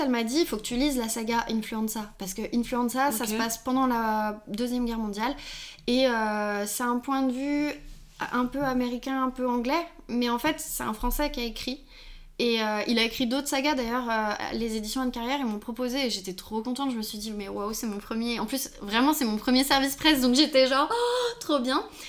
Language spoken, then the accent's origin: French; Lyon, Auvergne-Rhône-Alpes, France; je suis lyonnaise